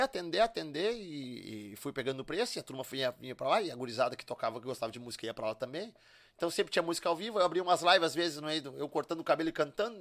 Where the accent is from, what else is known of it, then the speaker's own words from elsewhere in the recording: Charqueadas, Rio Grande do Sul, Brazil; also born or lived in Porto Alegre; eu nasci em Porto Alegre e, e, terminei de me criar lá em Charqueadas, que é onde a família toda mora